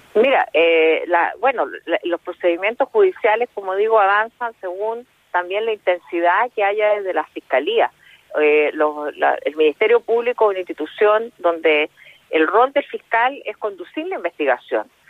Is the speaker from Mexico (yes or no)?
no; Chile; nosotros como chilenos y chilenas